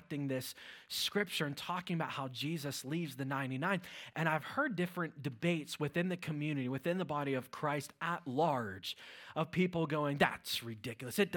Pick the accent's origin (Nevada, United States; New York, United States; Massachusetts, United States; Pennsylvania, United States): Pennsylvania, United States; Fayette County, near Pittsburgh; moved away as an adult; now in Fogelsville, United States; I grew up in an area called Fayette County